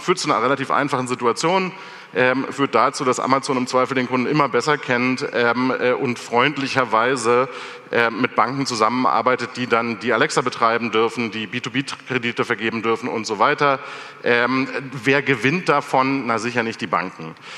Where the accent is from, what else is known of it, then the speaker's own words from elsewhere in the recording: Germany; als Deutsche